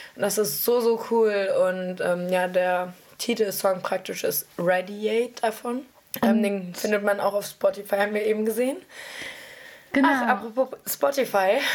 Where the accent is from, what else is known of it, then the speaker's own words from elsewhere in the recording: Nordheim, Germany; now in Berlin, Germany; aus Nordheim, wo ich herkomme